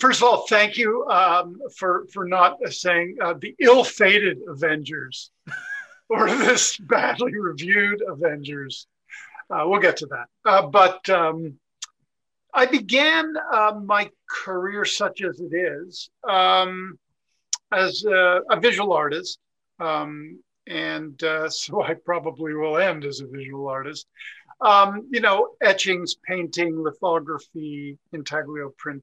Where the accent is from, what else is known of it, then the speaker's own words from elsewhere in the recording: Montreal, Quebec, Canada; moved away; also born or lived in Toronto / United States; I was born in Montreal